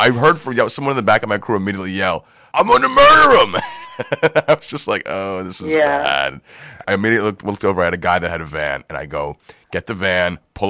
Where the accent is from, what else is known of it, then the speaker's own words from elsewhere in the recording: New York City, New York, United States; I grew up in Brooklyn